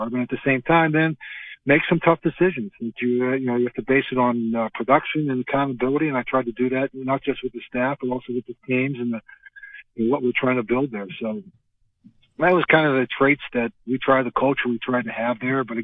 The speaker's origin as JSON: {"language": "English", "region": "Western Pennsylvania", "country": "United States", "tie": "born or raised there", "said": "growing up in Western Pennsylvania"}